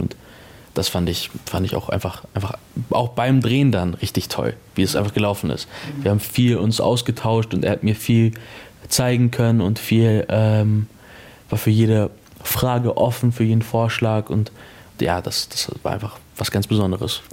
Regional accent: Munich, Bavaria, Germany; ich bin in München groß geworden

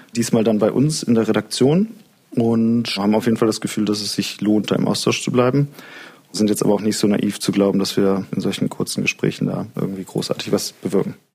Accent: Solingen, North Rhine-Westphalia, Germany; now in Leipzig, Germany; Ich komme selber aus Solingen und da hatte ich den Eindruck, dass das in der Zeit, als ich in der Schule aufgewachsen bin

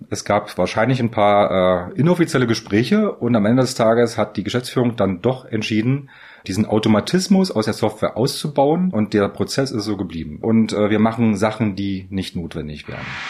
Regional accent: Magdeburg, Saxony-Anhalt, Germany; Ich bin gebürtiger Magdeburger.

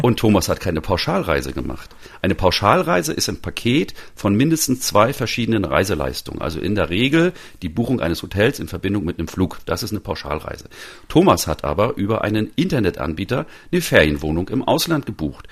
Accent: Northern Germany, Germany; ich bin ja selber Norddeutscher

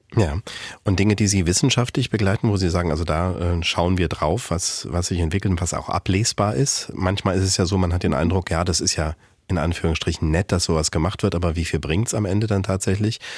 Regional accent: Thuringia, Germany; moved away; aus meiner Heimat, die in Thüringen allerdings liegt

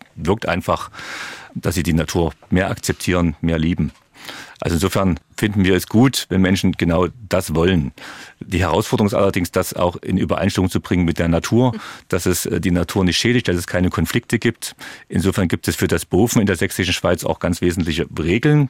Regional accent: Dresden, Saxony, Germany; Ich bin in Dresden-Bühler groß geworden

